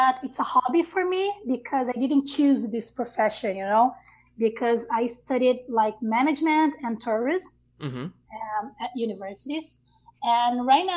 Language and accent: English; Rio de Janeiro, Brazil; English is a second language; moved away as an adult; now in São Paulo, Brazil; I was born in a small city in Rio State, like it's like 2 hours from Rio.